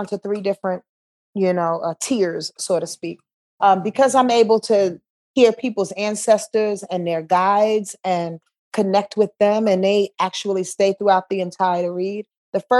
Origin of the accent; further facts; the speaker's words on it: Yonkers, New York, United States; I was born in Yonkers, New York